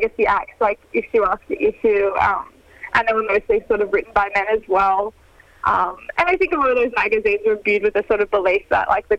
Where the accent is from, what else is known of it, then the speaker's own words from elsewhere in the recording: Sydney, New South Wales, Australia; we're both from Sydney